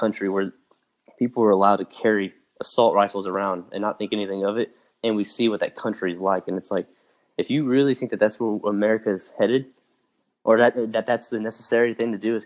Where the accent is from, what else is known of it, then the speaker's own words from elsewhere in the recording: Austin, Texas, United States; also born or lived in Dallas-Fort Worth area, Texas; I grew up in the Austin area